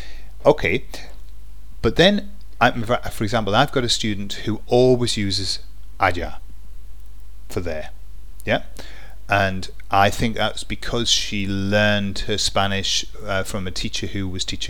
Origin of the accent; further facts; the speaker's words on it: England, United Kingdom; I'm English.